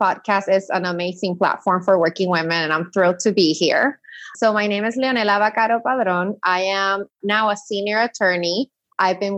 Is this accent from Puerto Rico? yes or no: yes; Puerto Rico; moved away as an adult; also born or lived in mainland U.S.; I'm from Puerto Rico, born and raised, went to high school there.